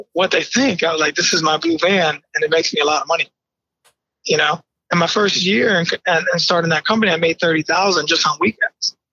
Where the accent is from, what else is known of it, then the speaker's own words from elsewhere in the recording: Bridgeport, Connecticut, United States; also born or lived in New York; I was born in New York, but raised in Bridgeport, Connecticut